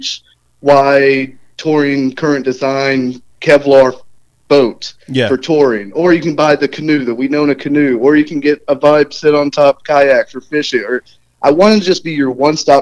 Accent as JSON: {"language": "English", "town": "Tallahassee", "region": "Florida", "country": "United States", "tie": "born or raised there", "also_born_or_lived": "Alaska", "moved": "as an adult", "said": "I'm a Florida, North Florida, born and raised, Tallahassee"}